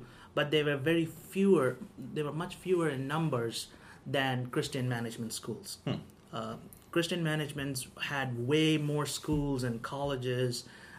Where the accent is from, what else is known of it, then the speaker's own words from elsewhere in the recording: India; now in United States; But my neighborhood where I grew up, we were there was quite a few more Catholics than Hindus.